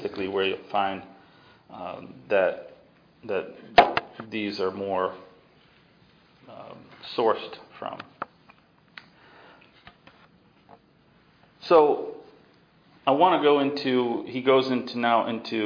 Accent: the East, United States; moved away; I grew up in the East

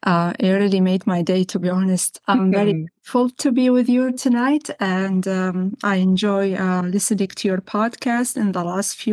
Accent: near Nineveh, Iraq; English is a second language; also born or lived in Syria / Lebanon; now in Canada; I grew up in Iraq, in northern Iraq, specifically in a little town that is very close to the province of Nineveh, which is one of the oldest provinces, or even city Mosul, which is the capital of Nineveh, one of the oldest cities in history or in the world.

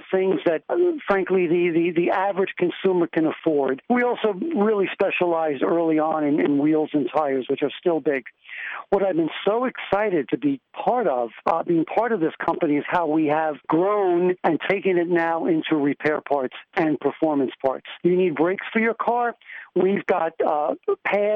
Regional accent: New York, United States; I'm from New York

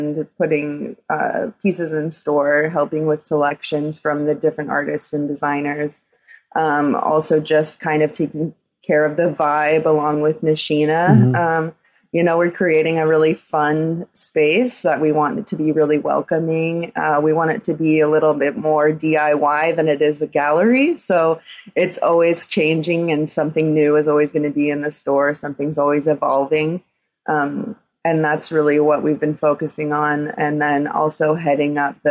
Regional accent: Oregon, United States; now in New York City, United States; I'm originally from Oregon

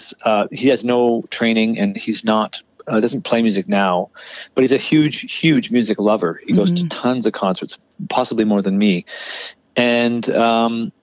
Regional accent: Kitchener, Ontario, Canada; now in Toronto, Canada; I went to Kitchener, where I spent my formative years

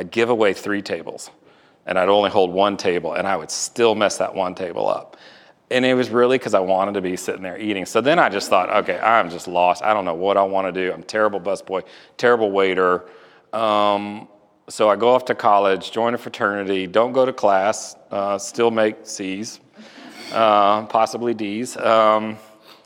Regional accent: Houston, Texas, United States; now in Atlanta, United States; I grew up in Houston.

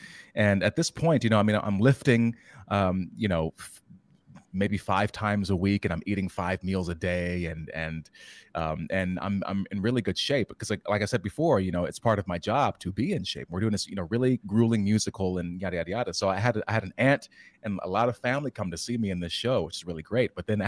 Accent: Newport News, Virginia, United States; even my hometown, Newport News

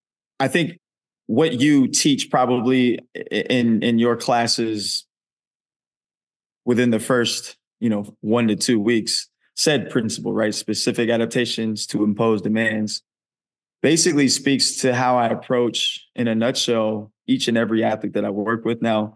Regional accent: California, United States; also born or lived in Oakland; I was born in Oakland, California, raised in the Bay Area, and then jumped around a lot being a military brat.

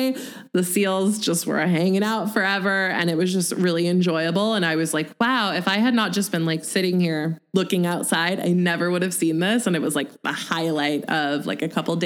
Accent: Pacific Northwest, United States; we grew up in the Pacific Northwest

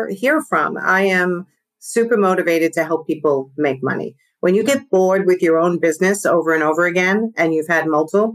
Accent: New York, United States; accent: New York; my New York accent

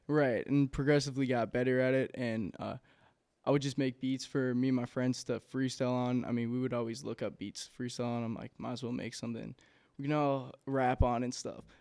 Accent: Inver Grove Heights, Minnesota, United States; also born or lived in Saint Paul, Minnesota; from Invergrove Heights, uh, Minnesota. Uh, grew up there my entire childhood

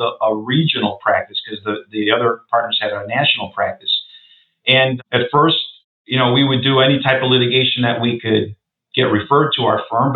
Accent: suburbs of Chicago, Illinois, United States; came back out to my hometown, which is the suburbs of Chicago

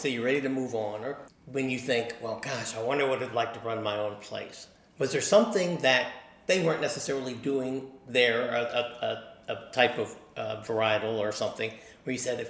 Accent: Maryland, United States; then I went up to my home state and found some decent winemakers there. But the thing is about Virginia is I think that you got your act together as winemakers about 10 years or 15 years before Maryland.

